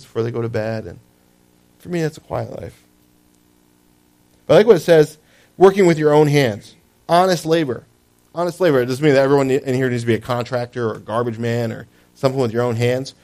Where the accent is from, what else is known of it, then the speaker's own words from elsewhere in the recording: New Jersey, United States; I lived in Jersey. I was born in Jersey